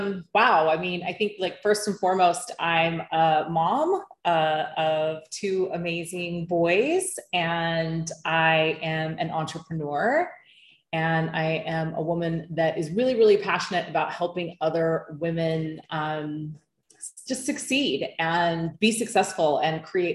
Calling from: Bali, Indonesia; I am calling in from Bali, Indonesia.

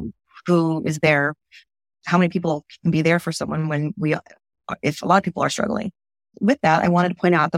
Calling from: Southern California, United States; I am calling here from Southern California

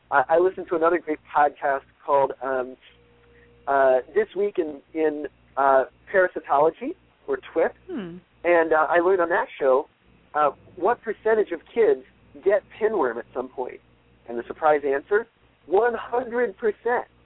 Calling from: San Diego, California, United States; from San Diego.

